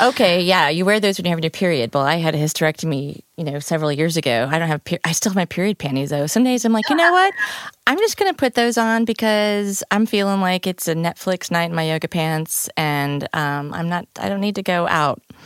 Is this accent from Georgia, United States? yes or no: no; Peoria, Illinois, United States; now in St. Louis, United States; I'm from Peoria, Illinois